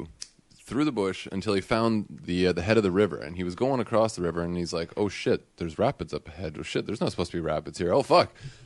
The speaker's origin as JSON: {"language": "English", "country": "Canada", "said": "I'm Canadian."}